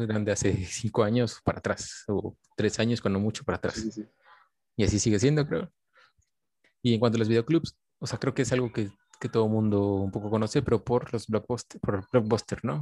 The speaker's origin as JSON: {"language": "Spanish", "town": "Coatepec", "region": "Veracruz", "country": "Mexico", "said": "yo soy de pues de Coatepec, de un lugar donde no había cine"}